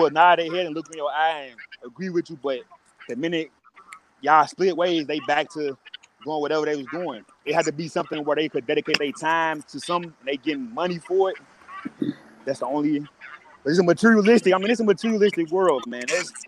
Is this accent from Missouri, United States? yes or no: yes; St. Louis, Missouri, United States; I'm from St. Louis, and I grew up like that.